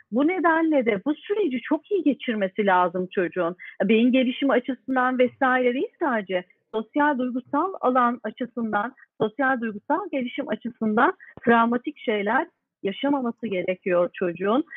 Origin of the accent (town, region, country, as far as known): Turkey